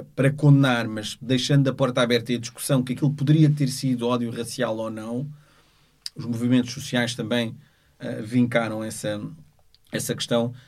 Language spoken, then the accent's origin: Portuguese; Portugal; nasci em Portugal, sou filho de, de, de, de africanos